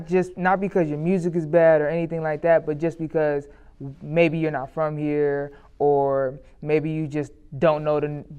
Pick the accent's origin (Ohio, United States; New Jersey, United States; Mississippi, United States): Ohio, United States; born there; I never say I'm from Cleveland because I wasn't born here. {S1} Mm-hmm. {S0} I was born, outside of the city